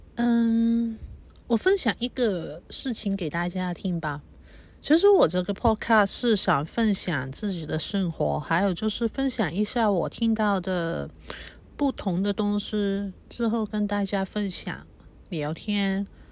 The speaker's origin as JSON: {"language": "Chinese", "country": "Hong Kong", "tie": "born or raised there", "first_language": "Cantonese", "second_language": "Chinese", "said": "我是在这边出生，成长"}